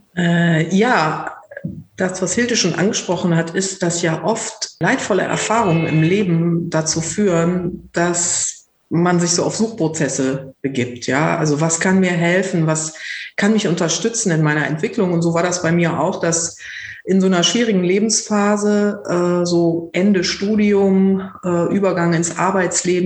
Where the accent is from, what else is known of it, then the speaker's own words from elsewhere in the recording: North Rhine-Westphalia, Germany; now in Berlin, Germany; Ursprünglich komme ich vom Niederrhein